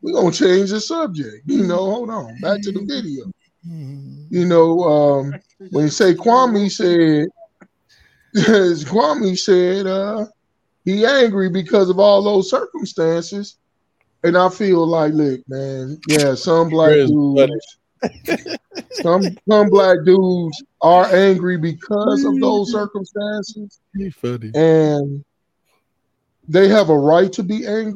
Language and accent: English; Chicago, Illinois, United States; I grew up in Chicago